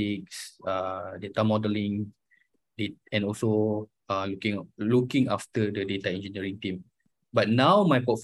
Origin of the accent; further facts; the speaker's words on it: Kuala Lumpur, Malaysia; also born or lived in United Kingdom; I was born in Kuala Lumpur.